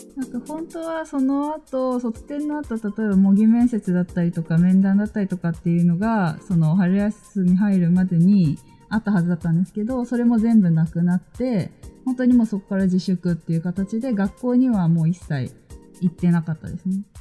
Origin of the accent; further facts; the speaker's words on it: Shizuoka, Japan; moved away as an adult; now in Tokyo, Japan; 私も実家に帰ってました私は静岡で